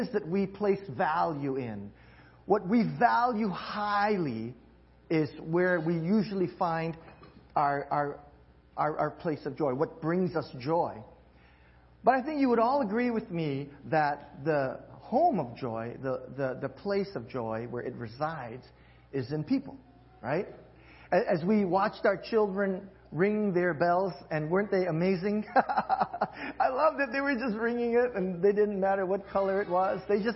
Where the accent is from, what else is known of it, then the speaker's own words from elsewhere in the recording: Hawaii, United States; moved away; I'm originally from Hawaii